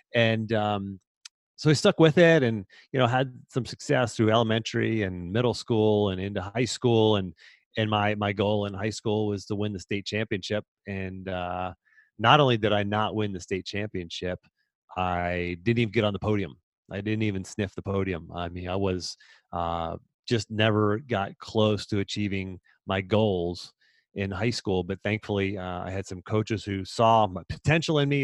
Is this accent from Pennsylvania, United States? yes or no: yes; about a half an hour north of Pittsburgh, Pennsylvania, United States; I grew up about a half an hour north of Pittsburgh.